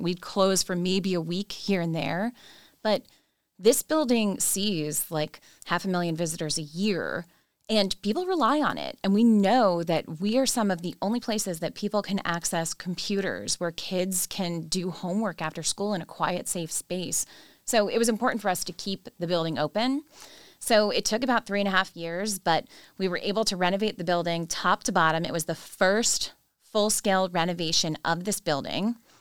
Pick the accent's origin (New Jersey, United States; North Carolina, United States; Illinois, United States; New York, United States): New Jersey, United States; Jersey Shore; moved away as an adult; also born or lived in Washington, District of Columbia, United States; now in Baltimore, United States; I am not from Maryland. I am from the great state of New Jersey